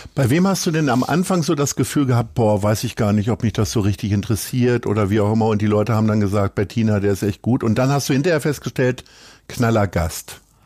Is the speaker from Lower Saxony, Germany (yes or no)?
yes; Hanover, Lower Saxony, Germany; moved away; also born or lived in Niendorf, Hamburg; ich bin Hannoveraner